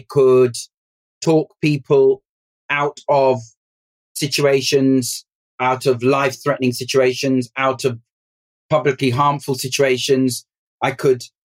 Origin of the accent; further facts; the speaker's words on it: London, United Kingdom; I grew up in West London